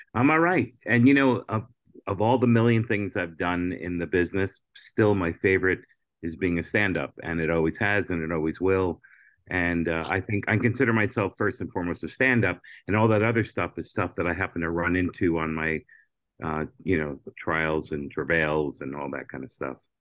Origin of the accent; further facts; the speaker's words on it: Hollywood, Florida, United States; also born or lived in Brooklyn, New York; I'm from Brooklyn, but I grew up in, for junior high school and high school in Hollywood, Florida